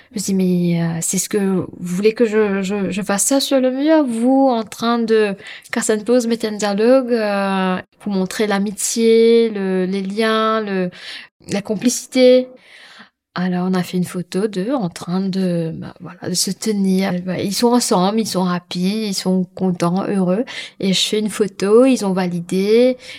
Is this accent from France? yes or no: no; Mauritius; je suis mauricienne, hein, je suis créole